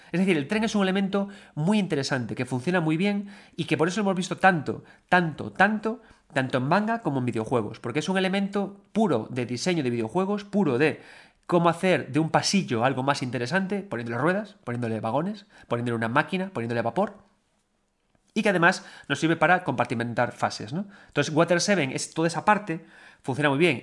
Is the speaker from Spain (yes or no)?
yes; A Coruña, Galicia, Spain; cuando éramos chavales y chavalitos todos en Coruña